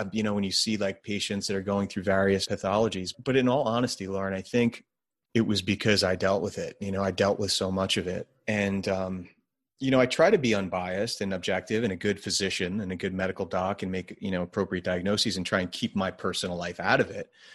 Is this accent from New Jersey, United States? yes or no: yes; New Jersey, United States; I'm from New Jersey